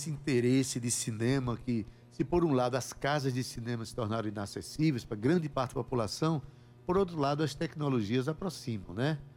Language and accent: Portuguese; Itabaiana, Paraíba, Brazil; now in João Pessoa, Brazil; sou do tempo das, das salas de, de calçada mesmo, dos cinemas de rua, né, de bairros, eu sou lá em Itabaiana, minha cidade, por exemplo, aos 13 anos eu tinha o Cine Ideal lá em Itabaiana.